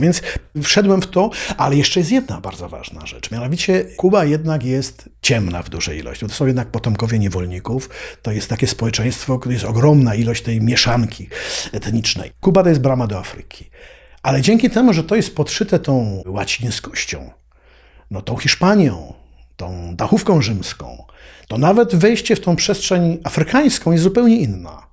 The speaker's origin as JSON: {"language": "Polish", "town": "Kraków", "region": "Lesser Poland", "country": "Poland", "tie": "born or raised there", "also_born_or_lived": "Havana", "said": "ja się wychowałem w takim solarze w Krakowie"}